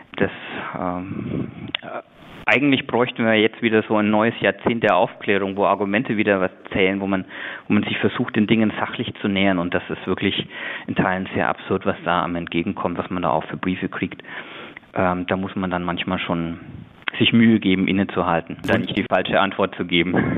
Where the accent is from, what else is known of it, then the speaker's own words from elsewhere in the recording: Nuremberg, Bavaria, Germany; meine Heimat ist das Knoblauchland. Ich bin in Kraftshof getauft worden, habe da konfirmiert